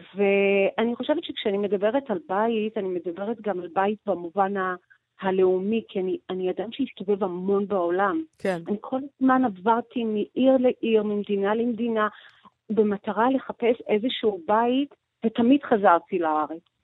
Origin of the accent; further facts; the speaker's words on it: Georgia; now in Israel; אני לא נולדתי בארץ, אני נולדתי בגיאורגיה, כן. ושם היה לי בית פרטי, שגרתי בו, ופתאום אה, אני עוזבת את הבית הזה ולא חוזרת אליו